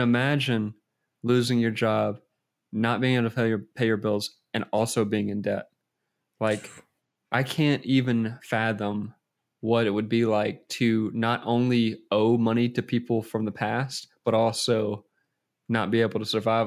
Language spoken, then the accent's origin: English; United States; I'm American